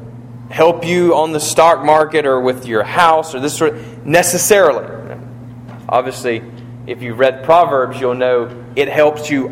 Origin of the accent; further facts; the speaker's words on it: United States; I'm an American too.